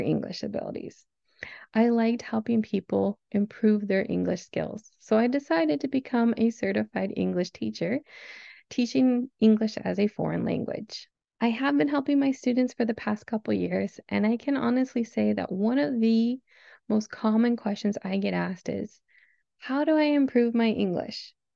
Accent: Southern California, United States; I was born and raised in Southern California, where I currently live

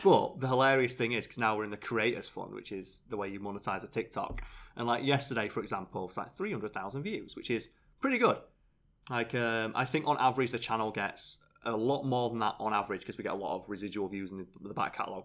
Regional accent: United Kingdom; I'm British.

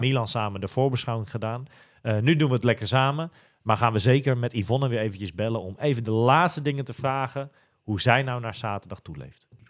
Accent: Almere, Flevoland, Netherlands; we komen allebei uit Almere, dus ik ken haar al heel lang

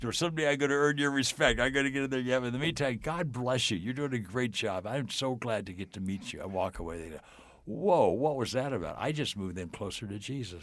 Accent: Southern California, United States; I grew up in Southern California.

